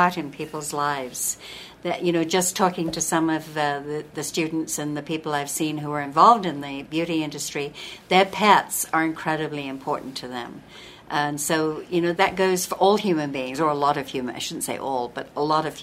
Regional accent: England, United Kingdom; also born or lived in southern Utah; now in Utah, United States; I'm originally from England. And I came here in 1971, so it's almost 40 years ago now, and I'm an American citizen now

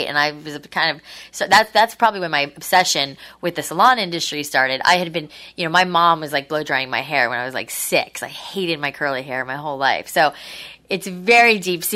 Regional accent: Boca Raton, Florida, United States; also born or lived in New York; I grew up in Boca. I'm originally from New York, but I grew up in Boca.

